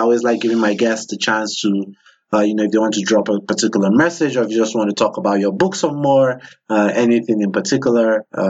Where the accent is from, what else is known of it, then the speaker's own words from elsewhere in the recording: Nigeria; I come from West Africa, Nigeria.